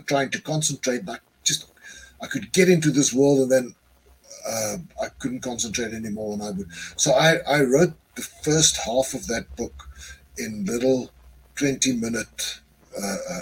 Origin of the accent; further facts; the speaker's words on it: South Africa; I'm a South African writer too